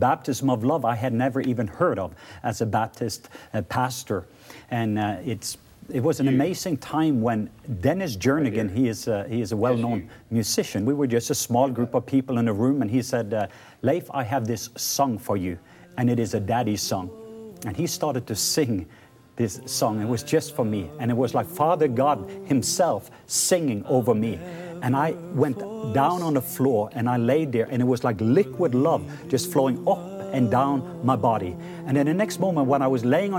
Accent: Norway; I'm from Norway

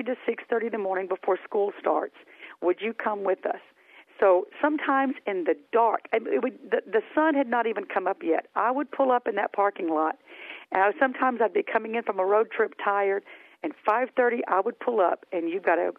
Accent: Hamilton, Alabama, United States; accent: Southern; moved away as an adult; my hometown of Hamilton, Alabama

